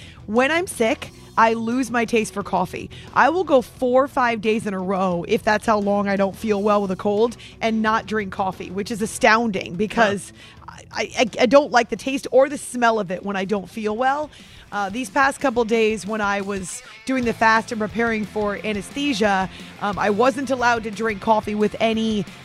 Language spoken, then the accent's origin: English; New Hampshire, United States; when I was in high school growing up in New Hampshire